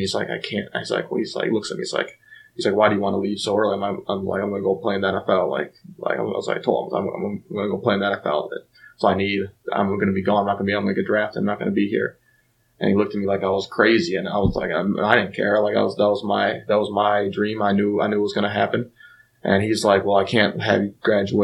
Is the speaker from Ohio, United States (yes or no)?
yes; Mayfield, Ohio, United States; also born or lived in Lyndhurst, Ohio; I grew up in Lyndhurst and then moved here to Mayfield when I was in fifth grade. So, I mean, I'll say Mayfield.